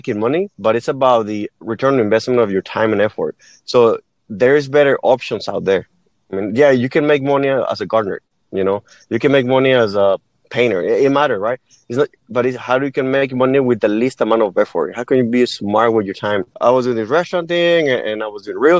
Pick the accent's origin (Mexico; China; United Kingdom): Mexico; English is a second language; moved away as an adult; now in United States; I was born and raised in Mexico. And when I turned 19, I moved to the U.S.